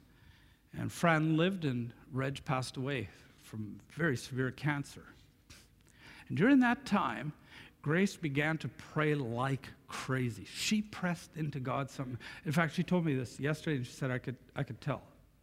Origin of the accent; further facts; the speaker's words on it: Canada; Coming from Canada